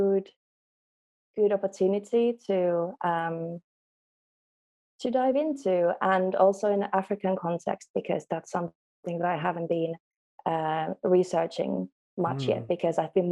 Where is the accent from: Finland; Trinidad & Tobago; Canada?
Finland; English is a second language; moved away as an adult; also born or lived in Mexico / Colombia / United Kingdom; now in Amsterdam, Netherlands; I am originally from Finland, where we also speak Swedish